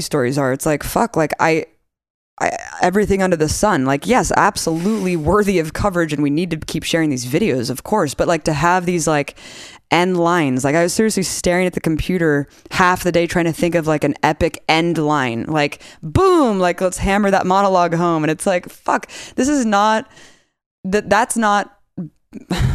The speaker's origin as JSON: {"language": "English", "country": "United States", "said": "I'm an American citizen"}